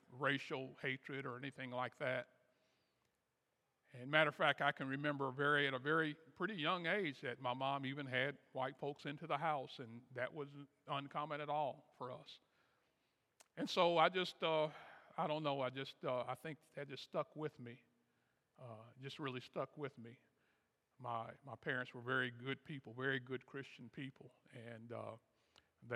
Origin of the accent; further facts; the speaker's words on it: Kansas City, United States; I was born and raised in Kansas City